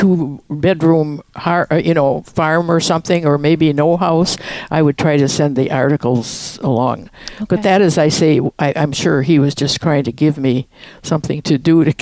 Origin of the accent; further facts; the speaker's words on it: Eau Claire, Wisconsin, United States; also born or lived in Ojibwa, Wisconsin; I was born in Eau Claire.